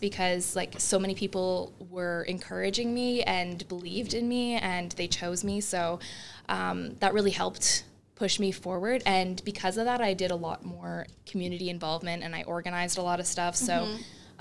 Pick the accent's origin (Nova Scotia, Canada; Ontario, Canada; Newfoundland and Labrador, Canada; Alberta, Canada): Ontario, Canada; Brockville; I lived in Brockville.